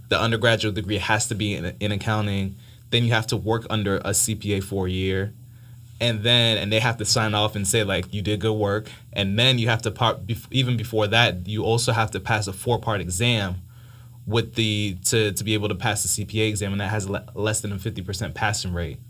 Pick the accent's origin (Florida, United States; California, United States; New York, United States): Florida, United States; Miami; moved away as an adult; now in Atlanta, United States; I was born in Miami, uh, parents came from Haiti